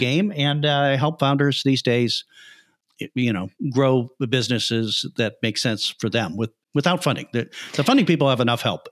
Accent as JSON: {"language": "English", "town": "Chicago", "region": "Illinois", "country": "United States", "also_born_or_lived": "Iowa", "said": "I'm originally from Chicago, from the Midwest"}